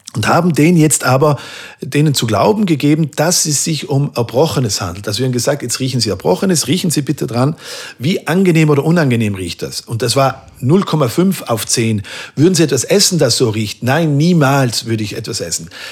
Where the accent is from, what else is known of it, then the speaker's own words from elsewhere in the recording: Merano, Trentino-Alto Adige, Italy; moved away; meiner Heimatstadt Meran